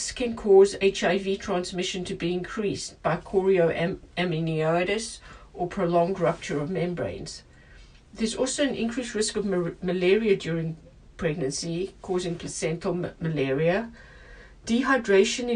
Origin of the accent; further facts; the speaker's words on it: South Africa; moved away; my home country, where I grew up, of South Africa